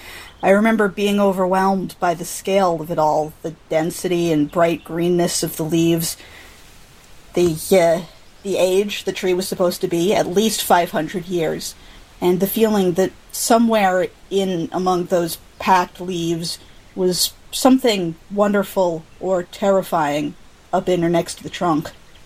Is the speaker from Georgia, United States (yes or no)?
no; Peoria, Illinois, United States; I use they-them pronouns. I grew up in Peoria, Illinois